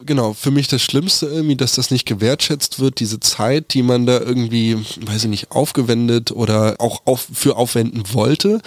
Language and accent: German; Berlin, Germany; als Berliner